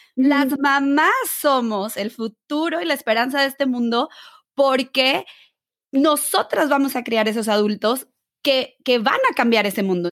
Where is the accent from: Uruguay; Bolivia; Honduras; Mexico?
Mexico; tú y yo que somos mexicanas